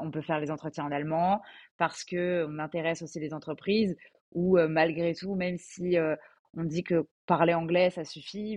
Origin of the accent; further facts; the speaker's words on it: Alsace, Grand Est, France; moved away as an adult; now in Paris, France; je suis basée à Paris donc pour mon travail, mais je viens d'Alsace